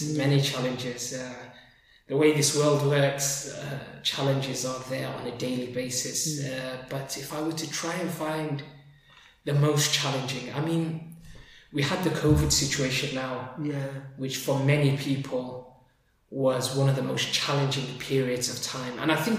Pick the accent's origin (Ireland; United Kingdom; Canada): United Kingdom; Sheffield, Yorkshire and the Humber; also born or lived in Liverpool / Somalia / Yemen / Egypt; Liverpool. But I've grown up in Sheffield since my early years.